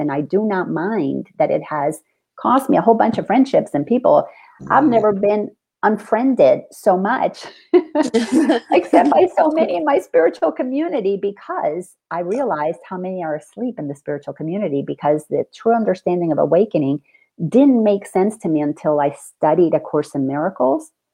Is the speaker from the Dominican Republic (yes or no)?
yes; Dominican Republic; I grew up in the Dominican Republic.